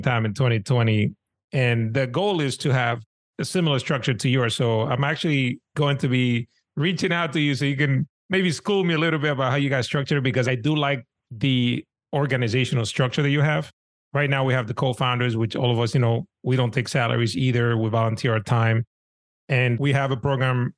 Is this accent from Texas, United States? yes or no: no; New York City, New York, United States; when I was growing up in Washington Heights in New York City, there were no RIAs down the block